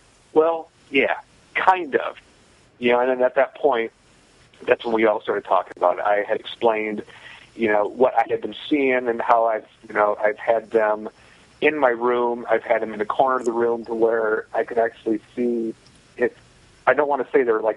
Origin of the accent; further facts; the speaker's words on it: Northern Michigan, United States; moved away; also born or lived in Nashville; growing up in Northern Michigan